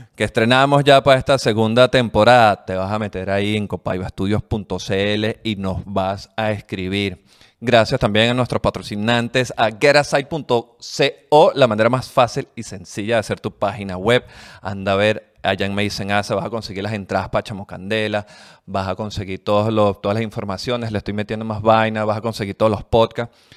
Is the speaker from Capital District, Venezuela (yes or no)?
yes; Caracas, Capital District, Venezuela; no sé si venezolana, pero más que todo como caraqueña